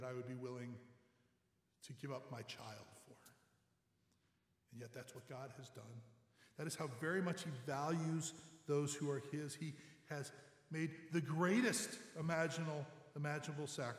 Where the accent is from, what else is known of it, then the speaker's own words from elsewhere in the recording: St. Louis, Missouri, United States; my hometown of St. Louis